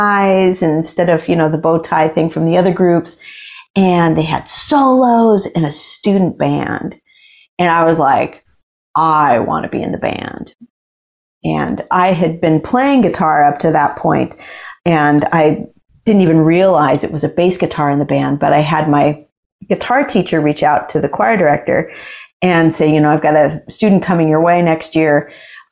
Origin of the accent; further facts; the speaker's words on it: Boise, Idaho, United States; also born or lived in Billings, Montana; I was born in Billings, Montana, and not a big center of jazz, but really good, you know, music in the public schools, really great public education. And when I was in kindergarten, we moved to Boise, Idaho